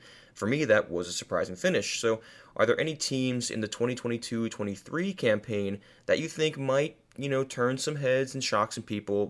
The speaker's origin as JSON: {"language": "English", "country": "United States", "said": "as an American"}